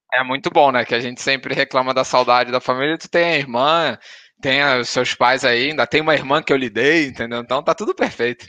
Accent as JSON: {"language": "Portuguese", "region": "Rio de Janeiro", "country": "Brazil", "moved": "yes", "lives_now": "Portugal", "said": "a gente é carioca"}